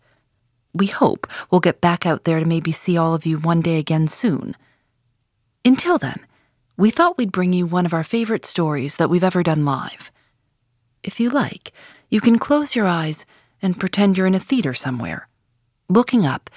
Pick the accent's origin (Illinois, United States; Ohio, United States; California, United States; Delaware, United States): Illinois, United States; Chicago; I'm from Chicago